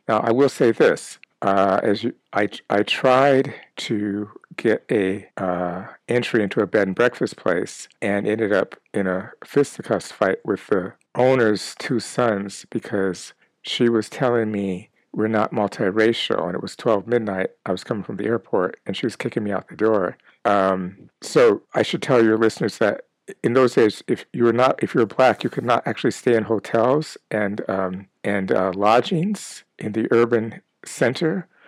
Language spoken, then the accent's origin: English; Minneapolis, Minnesota, United States; moved away; also born or lived in California / South Africa; my time growing up in Minneapolis, Minnesota, uh, in an all white neighborhood and later in California